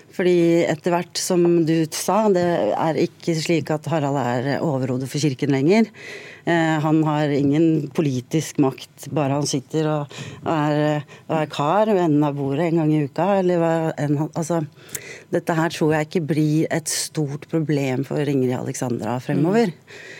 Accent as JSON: {"language": "Norwegian", "town": "Drammen", "region": "Buskerud", "country": "Norway", "said": "jeg er fra Drammen."}